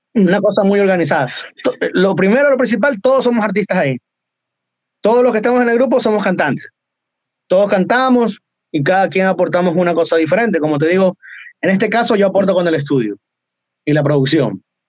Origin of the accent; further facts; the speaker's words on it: Ecuador; moved away as an adult; now in Chile; yo soy de Ecuador